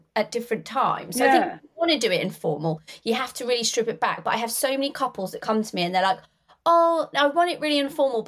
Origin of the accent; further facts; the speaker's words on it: Norwich, East of England, United Kingdom; now in Northamptonshire, United Kingdom; I'm from Norfolk, in Norwich.